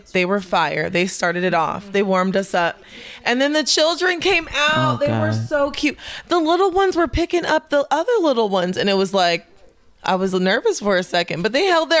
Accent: Phoenix, Arizona, United States; I'm from Phoenix.

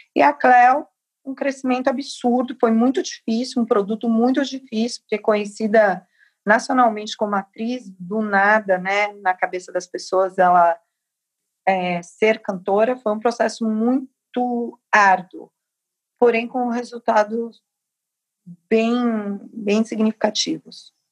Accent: Capão Redondo, São Paulo, Brazil; Capão Redondo, que é minha quebrada

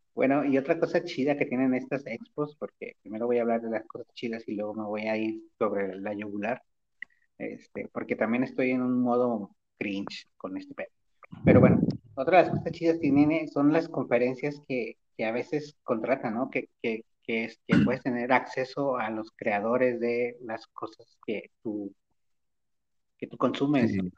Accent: Guadalajara, Jalisco, Mexico; soy de Guadalajara

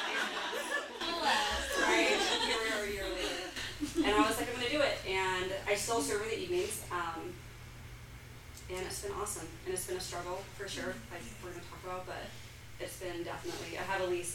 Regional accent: Boise, Idaho, United States; also born or lived in Los Angeles; I'm from Boise. I left for 7 years and went to Los Angeles and went to school for fashion. And when I moved home

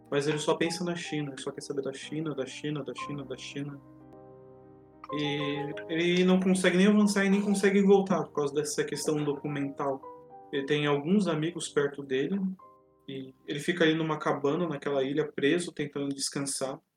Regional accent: Joinville, Santa Catarina, Brazil; que vivi a vida inteira em Joinville

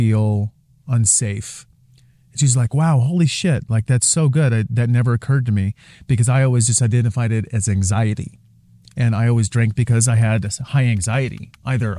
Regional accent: Portland, Oregon, United States; also born or lived in Seattle / Sedona; growing up in Portland

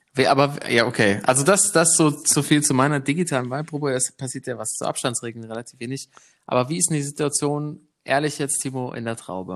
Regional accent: Germany; als Deutscher

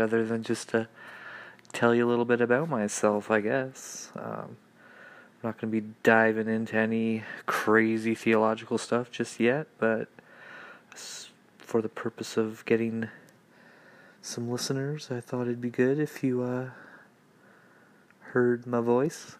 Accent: Canada; from Canada. No, I don't live in an igloo.

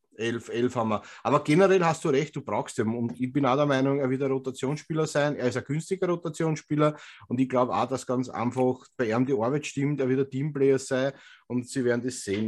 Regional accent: Vienna, Austria; accent: Wiener Schmäh; wir als Österreicher

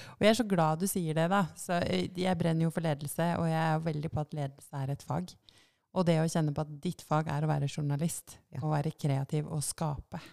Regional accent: Lillehammer, Innlandet, Norway; moved away; Jeg er fra Lillehammer. Jeg startet Ballbergavisa da jeg var ti år

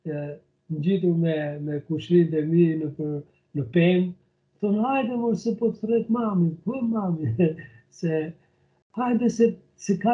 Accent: Gramsh / Skrapar area, Elbasan County, Albania; moved away as an adult; also born or lived in Lushnjë / Tirana; now in Bergamo, Italy; un kam lindur në në Shëmbërdhej të Tomorricës, që i përkesh një zonë geografike që e ndanë Gramsci dhe Skrapari, zona jugore e saj është, është i përkesh Skraparit, ku edhe unë kam lindur

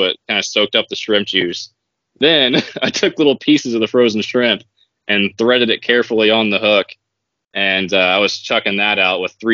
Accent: Tennessee, United States; when I got back to Tennessee, I went back on my hometown river

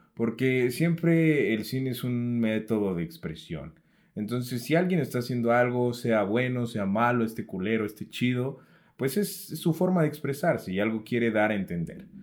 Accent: Mexico; nosotros como mexicanos

